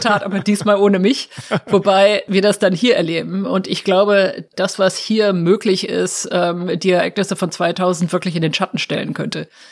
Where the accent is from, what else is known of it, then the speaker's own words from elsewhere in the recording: Germany; moved away as an adult; now in Washington, United States; als Deutsche